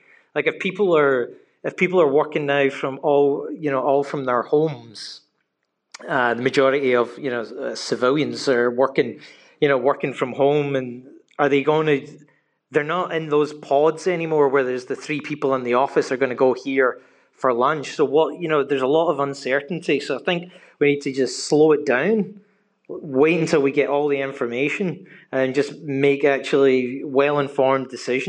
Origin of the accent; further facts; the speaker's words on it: Glasgow, Scotland, United Kingdom; moved away; I speak to people all back in the UK where I'm from Glasgow